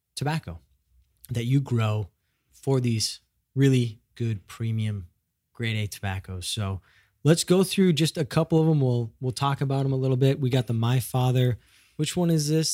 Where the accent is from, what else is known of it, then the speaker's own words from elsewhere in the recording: Midwest, United States; moved away; I'm from the Midwest